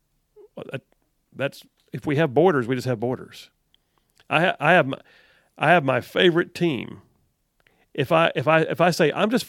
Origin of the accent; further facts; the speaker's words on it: United States; I'm an American, and if called upon, I will defend my nation. God redeemed me, but he also had me born here for some reason.